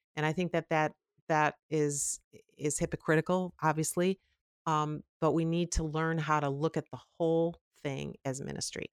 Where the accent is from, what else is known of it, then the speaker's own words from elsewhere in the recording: Chicago, Illinois, United States; I grew up in the Chicago area, the suburbs, very close to O'Hare Airport